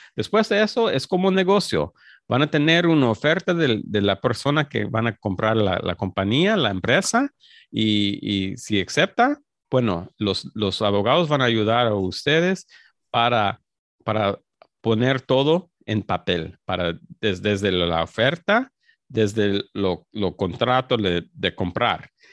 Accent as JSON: {"language": "Spanish", "town": "Los Angeles", "region": "California", "country": "United States", "tie": "born or raised there", "said": "soy mexicano, soy, soy mexicano, nací en, Los Ángeles, pero, mis padres son, son mexicanos"}